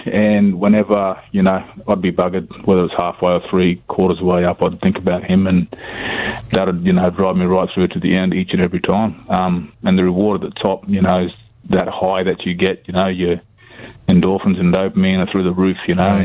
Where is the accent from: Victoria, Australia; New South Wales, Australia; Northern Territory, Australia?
Northern Territory, Australia; Alice Springs; Grew up in Alice Springs, single mother